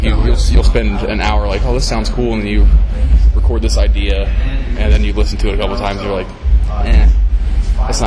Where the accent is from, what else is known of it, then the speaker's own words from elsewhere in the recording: Columbus, Ohio, United States; I'm from Columbus, Ohio.